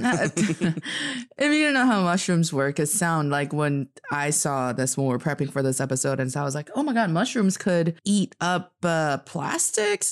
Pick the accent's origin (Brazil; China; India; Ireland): China; Northeast China; also born or lived in United States; now in Beijing, China; I am from the northeast part of China, proudly repping Dongbae